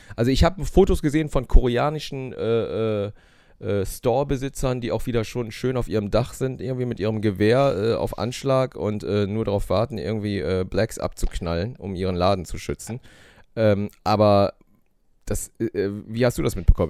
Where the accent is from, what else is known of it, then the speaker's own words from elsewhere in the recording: Germany; bei uns in Deutschland